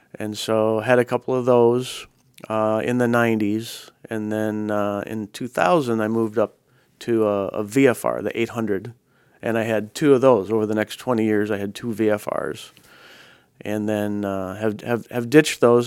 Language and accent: English; Chicago, Illinois, United States; moved away as an adult; also born or lived in Minneapolis; now in Oregon, United States; I grew up, I grew up in that area. So I spent about the first twenty years of my life in Chicago, in Northern Illinois.